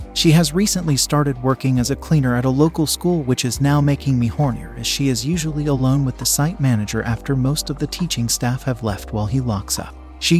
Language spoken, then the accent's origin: English; Pakistan; now in United Kingdom; We had an arrangement back in my home country of Pakistan, and she moved to the UK to live with me after a few months of waiting for her visa. We are from a small village in Pakistan